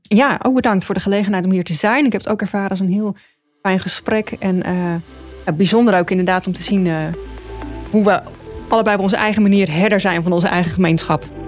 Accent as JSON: {"language": "Dutch", "town": "Ede", "region": "Gelderland", "country": "Netherlands", "tie": "born or raised there", "also_born_or_lived": "Utrecht / Rotterdam", "moved": "as an adult", "lives_now": "Zwijndrecht, Netherlands", "said": "ik ben geboren en getogen in Ede"}